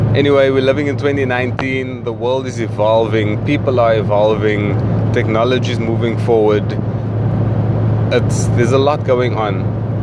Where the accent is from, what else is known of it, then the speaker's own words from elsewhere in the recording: South Africa; moved away as an adult; I'd like to apologize for my accent. I am South African